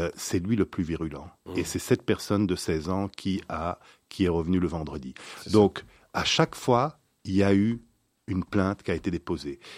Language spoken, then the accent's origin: French; Belgium; nous sommes belges